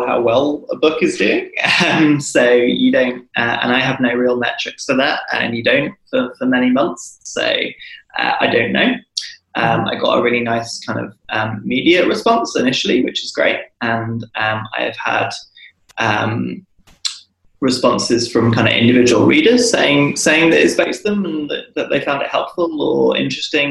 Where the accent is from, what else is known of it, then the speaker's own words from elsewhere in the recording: United Kingdom; being British